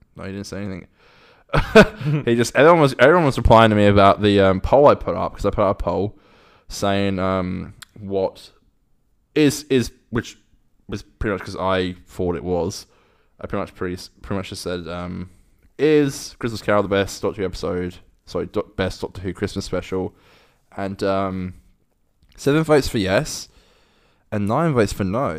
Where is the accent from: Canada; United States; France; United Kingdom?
United Kingdom; accent: British; moved away; I'm from, I'm from, like, outside of London